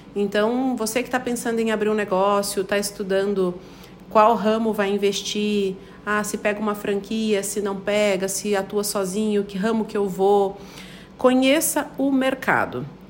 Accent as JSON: {"language": "Portuguese", "region": "Paraná", "country": "Brazil", "moved": "as an adult", "lives_now": "Chapecó, Brazil", "said": "Eu sou paranaense, tenho 35"}